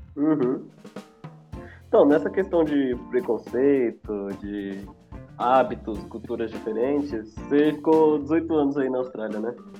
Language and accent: Portuguese; Brazil; eu sou brasileiro